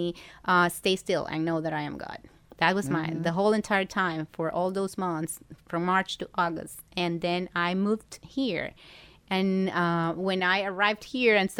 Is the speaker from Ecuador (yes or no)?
yes; Ecuador; moved away as an adult; now in Miami, United States; in Ecuador. I'm from Ecuador